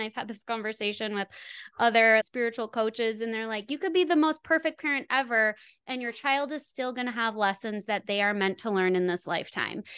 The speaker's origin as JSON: {"language": "English", "region": "Wisconsin", "country": "United States", "tie": "born or raised there", "also_born_or_lived": "Los Angeles / Santa Monica", "said": "I grew up in Wisconsin"}